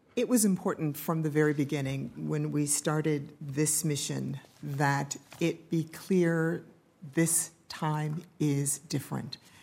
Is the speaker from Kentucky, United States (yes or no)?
no; Ohio, United States; moved away; I'm from Ohio